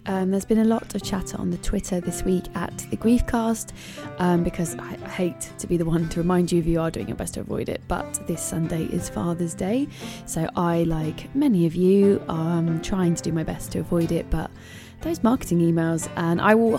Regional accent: London, United Kingdom; born or raised there

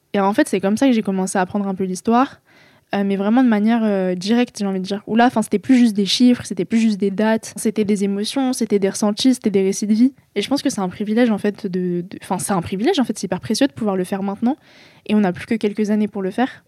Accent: France; je suis née en France, j'ai grandi en France

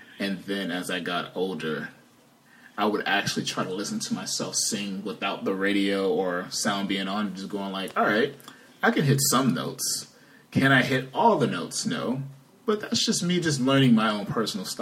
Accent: Chicago, Illinois, United States; for most of my life since I grew up in Chicago

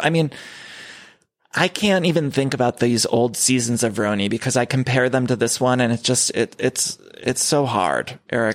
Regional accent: Ohio, United States; I grew up in Ohio

